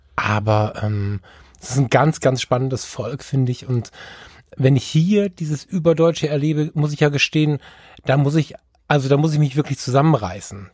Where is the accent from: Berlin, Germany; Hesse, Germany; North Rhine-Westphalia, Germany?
North Rhine-Westphalia, Germany; Düsseldorf; ich bin ja Düsseldorfer